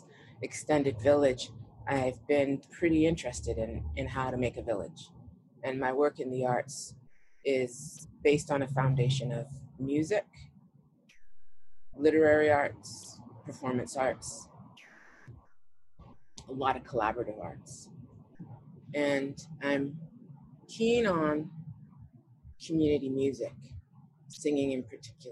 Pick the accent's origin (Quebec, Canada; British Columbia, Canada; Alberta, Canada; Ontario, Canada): British Columbia, Canada; Vancouver; I was born in Vancouver